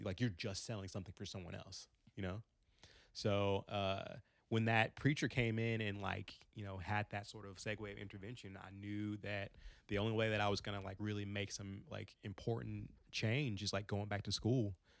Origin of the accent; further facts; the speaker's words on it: Frankfort, Kentucky, United States; also born or lived in Long Beach, California / Gary, Indiana; I grew up in Frankfort, Kentucky